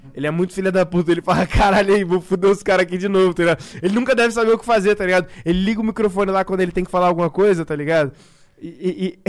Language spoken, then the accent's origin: Portuguese; Brazil; a gente é brasileiro